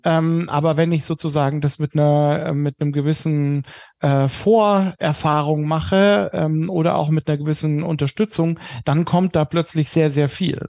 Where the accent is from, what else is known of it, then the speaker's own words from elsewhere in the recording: Germany; als Deutsche